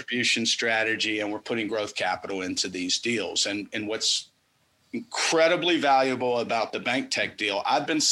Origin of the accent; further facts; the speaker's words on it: the South, United States; As a Southerner